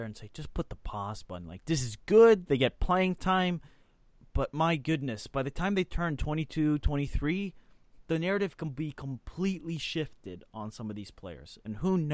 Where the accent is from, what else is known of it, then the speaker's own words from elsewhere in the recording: Switzerland; as a fellow Swiss